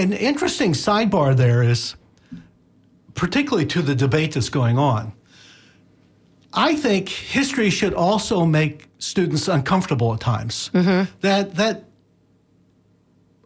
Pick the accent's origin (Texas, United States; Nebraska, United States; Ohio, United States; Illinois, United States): Illinois, United States; I'm from Illinois